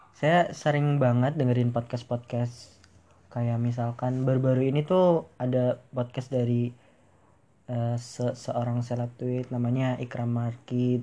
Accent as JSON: {"language": "Indonesian", "area": "Banyumas Regency", "region": "Central Java", "country": "Indonesia", "tie": "born or raised there", "said": "saya lahir di Kabupaten Banyumas, Kabupaten tercinta"}